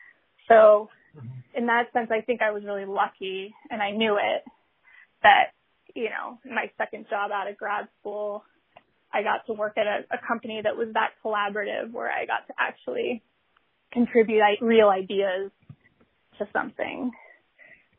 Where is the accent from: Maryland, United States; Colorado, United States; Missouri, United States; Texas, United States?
Colorado, United States; moved away; in Colorado, growing up in Colorado